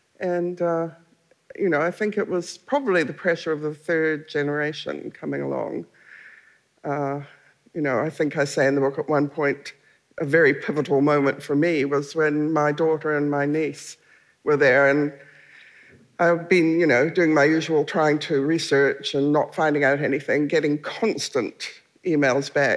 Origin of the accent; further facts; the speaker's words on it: Canada; now in New Zealand; I was born in Canada.